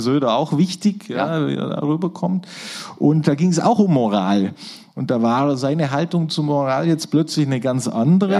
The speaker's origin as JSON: {"language": "German", "town": "Neu-Ulm", "region": "Bavaria", "country": "Germany", "said": "weil wir, meine Familie aus äh, dem äh, Neu-Ulmer äh, Großraum, sage ich mal, kommen"}